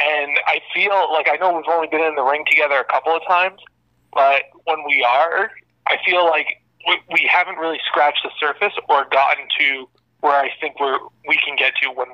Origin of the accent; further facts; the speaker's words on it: Toronto, Ontario, Canada; moved away as an adult; also born or lived in Manitoba / Vancouver; I am from Toronto. I went to the University of Manitoba.